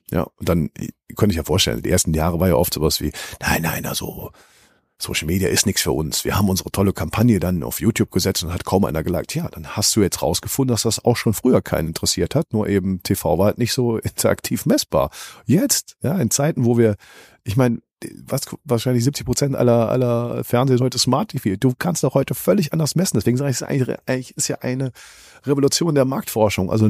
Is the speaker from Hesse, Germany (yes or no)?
no; Cologne, North Rhine-Westphalia, Germany; Ja, das, ich vergleiche das immer als Kölner so sogar mit Karneval.